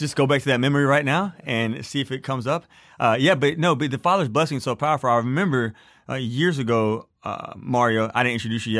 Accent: Beaumont, Texas, United States; now in Colorado, United States; By the way, I live in Colorado, but I was born and raised in Beaumont, Texas.

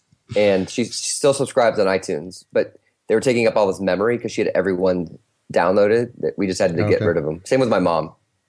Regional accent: North Carolina, United States; I was always from North Carolina. So we went back there for Christmas

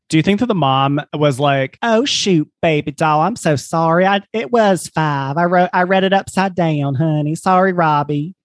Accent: South Carolina, United States; born or raised there

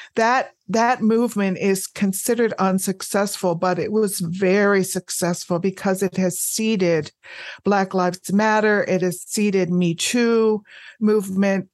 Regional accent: United States; I am an American. I live in the United States

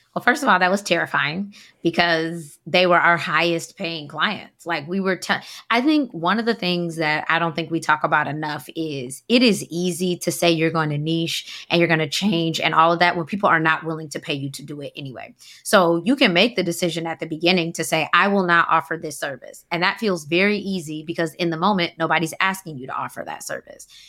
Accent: Atlanta, Georgia, United States; moved away as an adult; now in Washington, D.C., United States; I'm from Atlanta, so I did corporate accounting there, decided to move to D C.

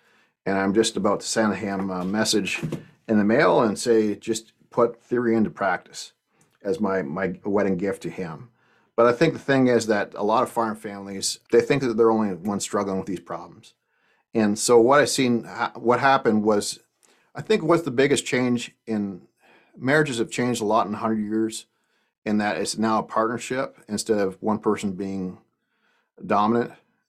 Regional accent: Canada; I was the guy from Canada that started for Progressive Dairymen about 10 years ago

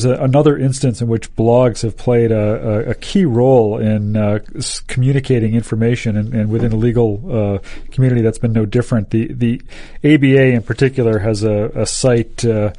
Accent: Massachusetts, United States; from Massachusetts.

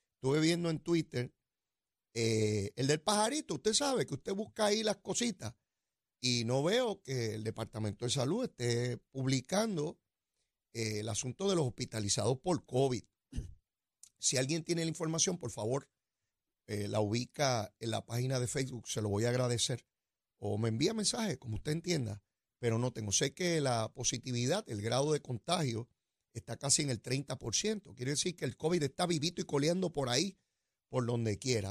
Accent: Puerto Rico; yo soy de acá del trópico.

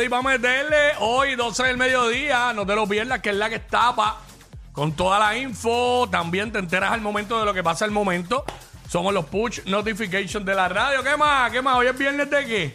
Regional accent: Cabo Rojo, Puerto Rico; yo soy de Cabo Rojo y soy mata con hacha

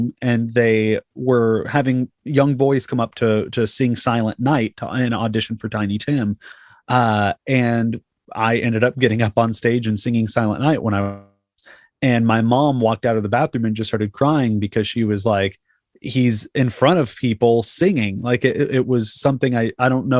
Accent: Fort Worth, Texas, United States; also born or lived in Arlington, Texas; I was born in Arlington, and then it was me, my mom, my brother, my sister, and my grandpa, who is Barry Corbin, the actor. And we all lived with him in this house in Fort Worth

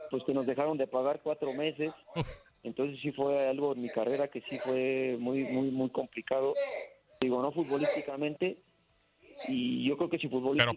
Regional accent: Mexico; nosotros acá en México

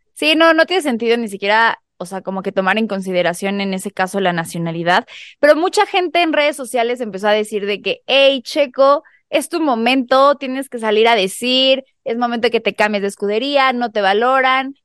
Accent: Mexico; nosotros como mexicanos

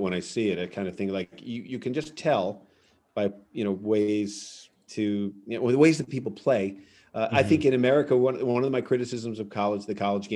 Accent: United States; as an American player, a college player

